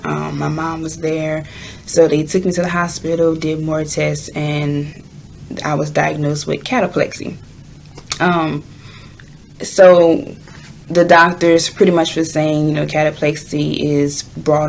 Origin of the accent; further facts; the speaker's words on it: Louisiana, United States; I am from Louisiana